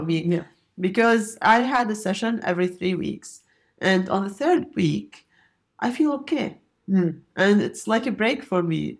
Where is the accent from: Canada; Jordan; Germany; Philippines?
Jordan; I came from Jordan, and Jordan is a very, very hilly country